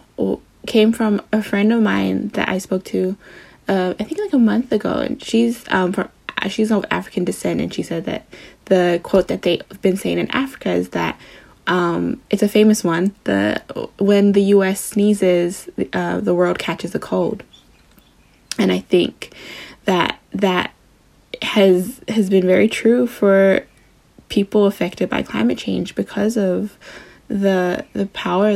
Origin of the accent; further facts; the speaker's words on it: Samoa; I'm from Samoa